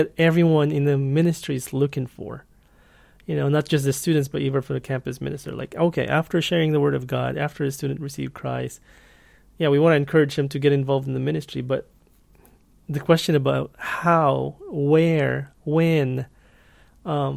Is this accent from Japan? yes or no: no; Philippines; moved away as an adult; now in Thailand; I'm from the Philippines, but right now I'm currently, my wife and I are leading a campus ministry in Thailand